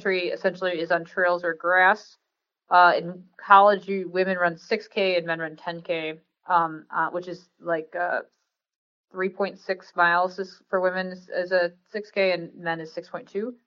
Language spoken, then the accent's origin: English; Rockford, Illinois, United States; I grew up in Rockford, Illinois